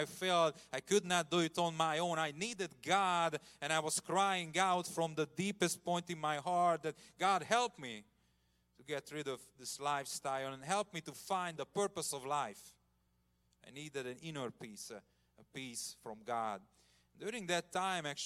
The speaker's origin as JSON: {"language": "English", "town": "Komárom", "region": "Komárom-Esztergom", "country": "Hungary", "tie": "born or raised there", "said": "I grew up in a communist country. Hungary was in communism until 1990. I remember Russian soldiers in my hometown"}